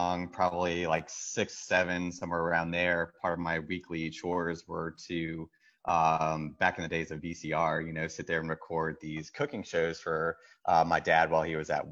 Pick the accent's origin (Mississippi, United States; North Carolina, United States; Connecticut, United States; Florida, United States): Florida, United States; St. Augustine; also born or lived in Orlando; now in Baltimore, United States; I grew up in St. Augustine, Florida